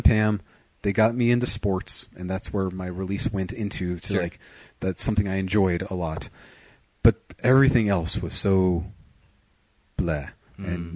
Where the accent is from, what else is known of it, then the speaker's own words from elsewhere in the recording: Riverside, California, United States; also born or lived in Fallbrook, California; we moved from Fallbrook to Riverside